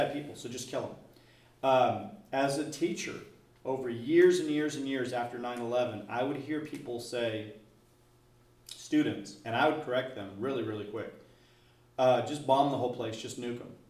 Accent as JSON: {"language": "English", "country": "United States", "said": "just as an American"}